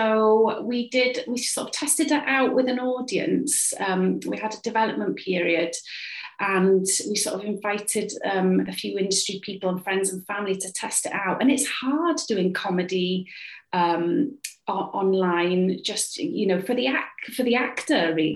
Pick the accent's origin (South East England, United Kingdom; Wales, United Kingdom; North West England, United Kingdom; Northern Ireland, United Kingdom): Wales, United Kingdom; Cardiff; I'm a playwright. I write for theatre, TV and radio, and I'm from Cardiff